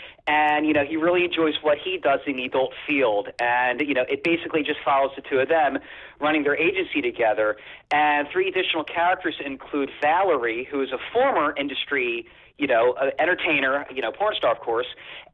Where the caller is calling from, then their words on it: New Jersey, United States; from South Jersey.